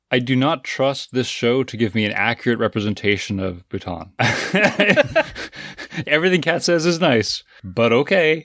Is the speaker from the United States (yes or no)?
no; Canada; as a Canadian